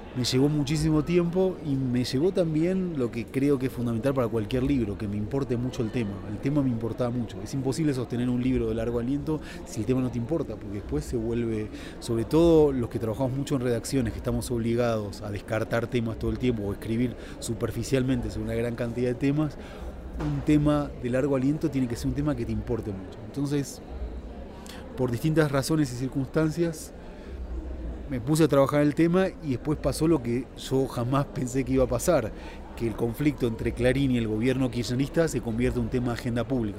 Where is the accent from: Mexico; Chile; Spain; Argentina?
Argentina; este argentino que de repente escribía libros contra Banzer